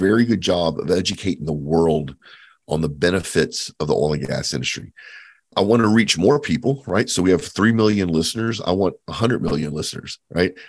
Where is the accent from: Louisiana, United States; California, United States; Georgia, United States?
Louisiana, United States; Cajun; I'm Cajun, so I'm Acadian descent.